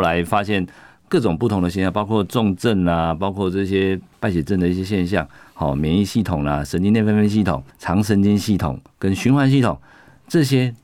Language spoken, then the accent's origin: Chinese; Taiwan; 我们在台湾长大